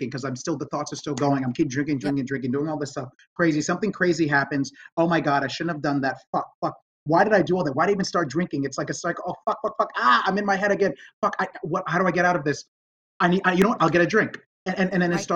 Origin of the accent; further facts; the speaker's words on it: New York, United States; moved away as an adult; now in Los Angeles, United States; I grew up in New York, I got sober in New York, and I live in LA now